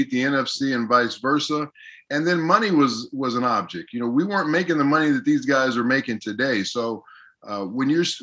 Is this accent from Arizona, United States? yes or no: no; Los Angeles, California, United States; also born or lived in Canada / Seattle; I'm from California, you know, Los Angeles, I spent a lot of time up in Canada. I spent a lot of time in Seattle